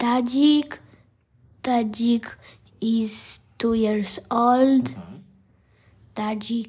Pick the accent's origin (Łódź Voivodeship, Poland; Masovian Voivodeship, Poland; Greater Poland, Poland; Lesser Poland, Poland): Łódź Voivodeship, Poland; Łódź; I am 9 years old. I'm from Poland. I live in Łódź.